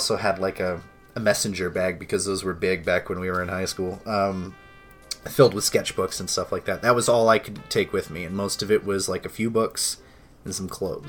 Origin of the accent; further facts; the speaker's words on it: Maine, United States; moved away as an adult; also born or lived in Colorado; I was moving from Maine to Colorado